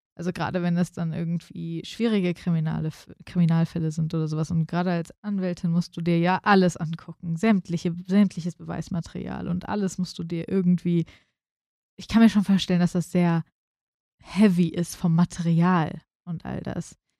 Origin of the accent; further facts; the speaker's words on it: Frankfurt, Hesse, Germany; als Frankfurterin